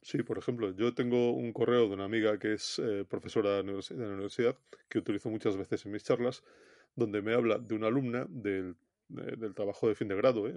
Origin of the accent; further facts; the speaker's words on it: Galicia, Spain; como buen gallego